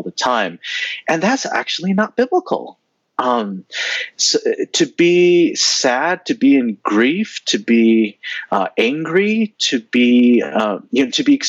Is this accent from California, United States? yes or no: yes; San Jose, California, United States; I grew up in Northern California